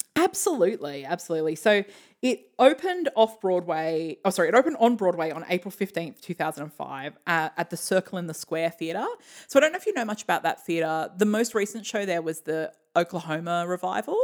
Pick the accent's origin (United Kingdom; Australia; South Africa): Australia; we're Australian